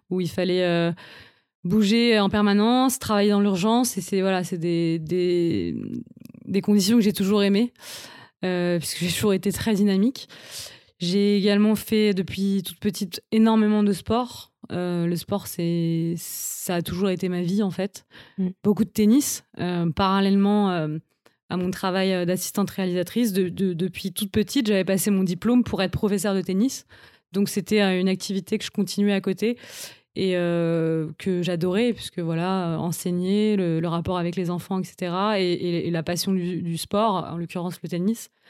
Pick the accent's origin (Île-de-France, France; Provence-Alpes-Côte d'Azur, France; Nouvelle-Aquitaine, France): Île-de-France, France; Paris; suis une Parisienne depuis toujours. J'ai grandi à Paris, j'ai fait toutes mes études à Paris.